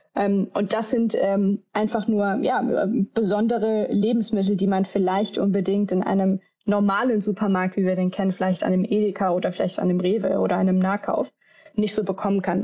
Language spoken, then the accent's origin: German; Düsseldorf, North Rhine-Westphalia, Germany; moved away; ich komme ja ursprünglich aus Düsseldorf im Rheinland